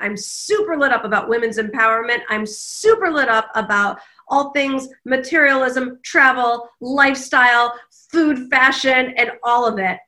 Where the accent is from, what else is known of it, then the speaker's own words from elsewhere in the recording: Detroit, Michigan, United States; moved away as an adult; also born or lived in Kalamazoo, Michigan / Washington, D.C.; I grew up in the Midwest, in the suburbs of Detroit